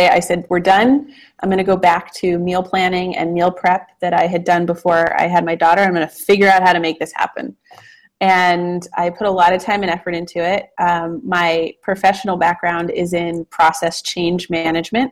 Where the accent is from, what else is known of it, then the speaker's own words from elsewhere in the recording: Los Angeles, California, United States; now in Portland, United States; we live in Portland, Oregon now. I'm from California originally, from Los Angeles. Have always grown up around food